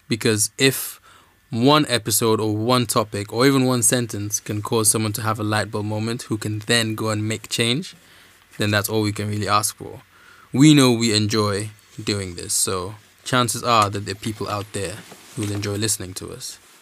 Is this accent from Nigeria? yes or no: yes; Nigeria; moved away as an adult; also born or lived in Dominica; now in United Kingdom; I am Dominican. I grew up in Nigeria, and I'm studying law in the U K.